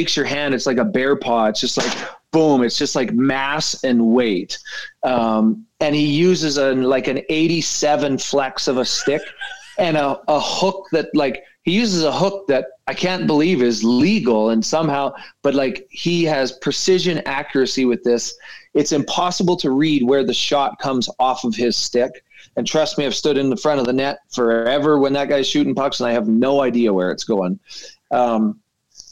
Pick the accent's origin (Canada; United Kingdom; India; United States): Canada; as a Canadian kid coming